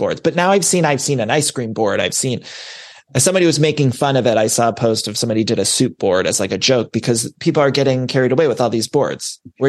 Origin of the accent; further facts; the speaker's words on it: Ohio, United States; I'm from Ohio